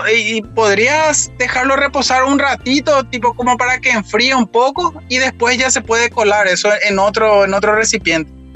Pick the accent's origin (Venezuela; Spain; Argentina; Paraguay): Paraguay; moved away